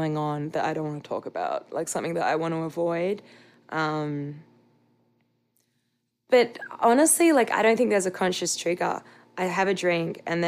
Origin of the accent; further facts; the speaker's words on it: Australia; I'm an Australian.